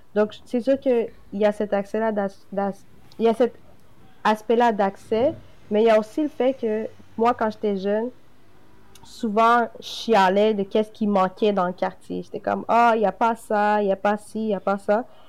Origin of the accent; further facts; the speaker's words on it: Quebec, Canada; je suis née directement au Québec